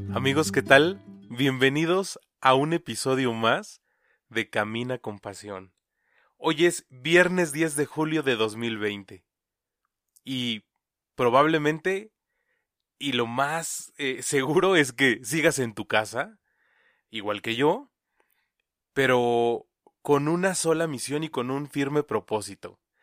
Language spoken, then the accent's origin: Spanish; Mexico; como mexicanos